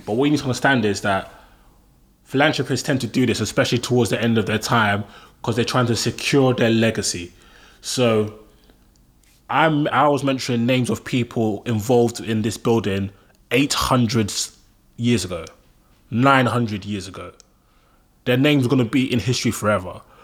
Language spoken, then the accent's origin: English; London, United Kingdom; I'm Nigerian. I'm born and raised in London